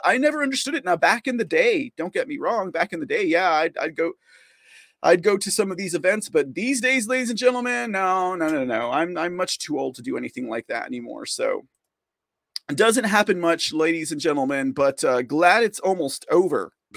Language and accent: English; San Antonio, Texas, United States; here in my hometown